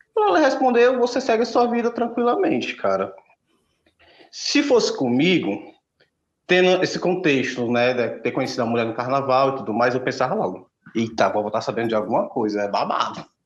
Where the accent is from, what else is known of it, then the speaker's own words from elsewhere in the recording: Aracati, Ceará, Brazil; o carnaval de Aracati, que é minha cidade natal, é o maior carnaval do estado de Ceará